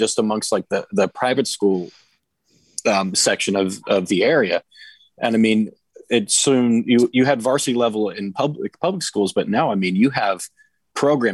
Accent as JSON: {"language": "English", "country": "United States", "tie": "born or raised there", "said": "where we grew up in Montgomery County"}